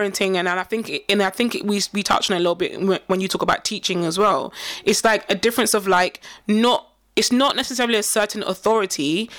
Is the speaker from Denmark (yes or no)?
no; Nigeria; And the thing about it is, we, because we're Nigerian, we see it.